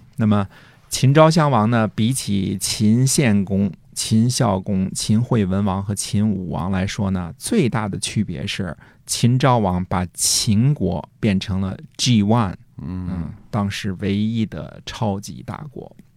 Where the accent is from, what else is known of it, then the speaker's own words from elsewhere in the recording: China; 我们中国人来到这儿